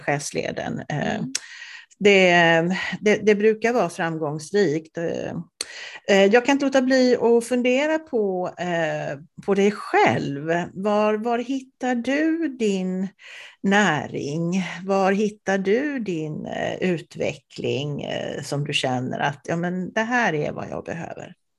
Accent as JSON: {"language": "Swedish", "region": "Småland", "country": "Sweden", "moved": "yes", "said": "Jag är ju också från Småland ursprungligen"}